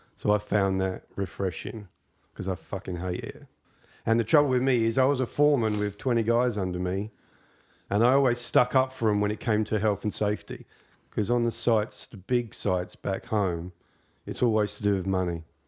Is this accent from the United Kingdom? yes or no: yes; England, United Kingdom; moved away as an adult; now in Canada; as far as this Englishman's concerned